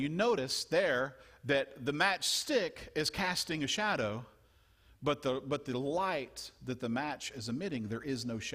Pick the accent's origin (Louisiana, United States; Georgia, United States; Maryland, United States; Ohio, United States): Louisiana, United States; I grew up in Louisiana, and we did some frogging